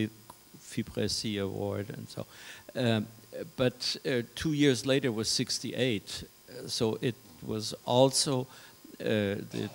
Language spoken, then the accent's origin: English; France; moved away; also born or lived in Paris / Germany; growing up in France